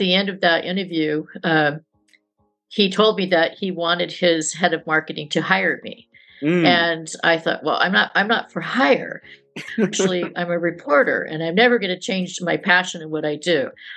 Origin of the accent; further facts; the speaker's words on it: San Jose, California, United States; I grew up in San Jose, California